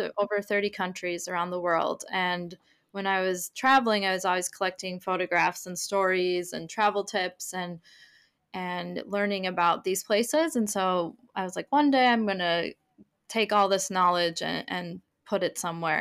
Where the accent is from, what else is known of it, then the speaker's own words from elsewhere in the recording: Minneapolis, Minnesota, United States; moved away as an adult; also born or lived in Sydney / Stockholm / London; now in Greater Boston area, United States; I am initially from Minneapolis, Minnesota, in the U S, um, and now I live in a seaside town in the Greater Boston area.